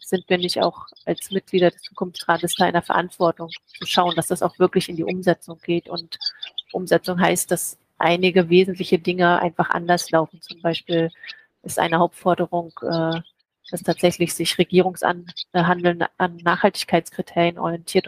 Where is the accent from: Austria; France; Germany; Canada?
Germany; near Schwerin, Mecklenburg-Vorpommern; moved away as an adult; also born or lived in Leipzig / Potsdam / Budapest; Ich komme aus der Nähe von Schwerin, bin also Mecklenburgerin